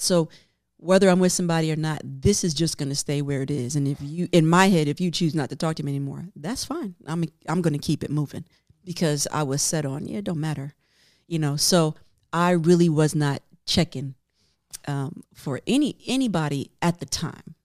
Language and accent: English; New York, United States; I'm from New York